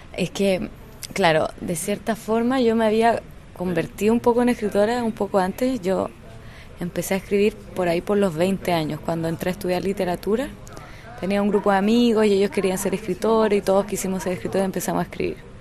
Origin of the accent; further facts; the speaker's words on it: Chile; soy una escritora chilena